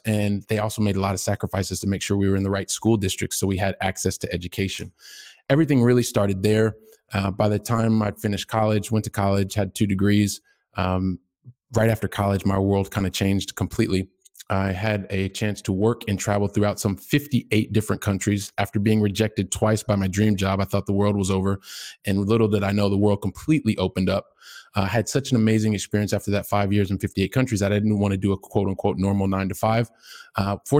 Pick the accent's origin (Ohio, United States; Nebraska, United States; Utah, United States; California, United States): Ohio, United States; now in Barcelona, Spain; yes, I'm in Barcelona, Spain, but I'm a guy who started out from the Midwest. I'm from Ohio. By the time I was 12, we'd lived in like three different states, probably seven or eight different homes.